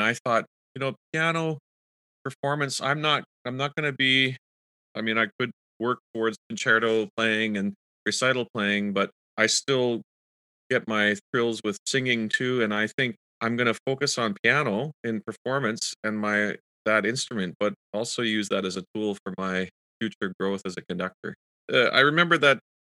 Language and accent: English; Kitchener, Ontario, Canada; I did grow up also going to the symphony and the Kitchener-Waterloo Symphony, where my hometown is in Ontario.